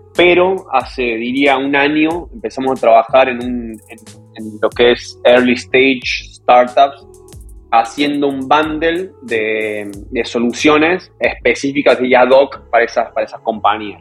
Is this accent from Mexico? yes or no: no; Córdoba, Argentina; moved away as an adult; now in New York, United States; soy de Córdoba